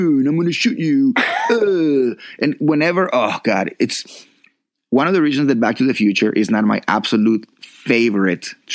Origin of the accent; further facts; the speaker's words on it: Colombia; moved away; there were kids in my neighborhood when I was growing up in Colombia